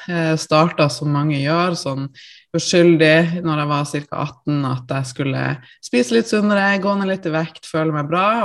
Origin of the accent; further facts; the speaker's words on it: Tromsø, Troms, Norway; now in Oslo, Norway; jeg er jo da fra Tromsø opprinnelig.